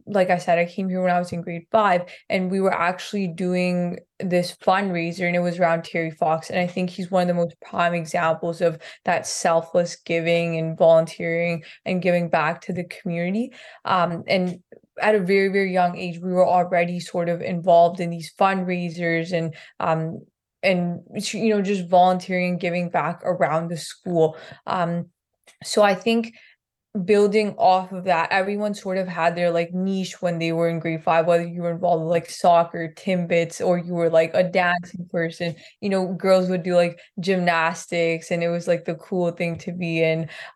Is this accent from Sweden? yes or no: no; Punjab, India; I grew up in Punjab, which is sort of in the northern region of India.